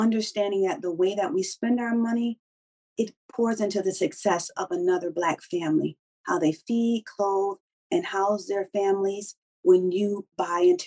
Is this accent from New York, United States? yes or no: yes; Syracuse, New York, United States; moved away; in Syracuse, our Juneteenth was such a big thing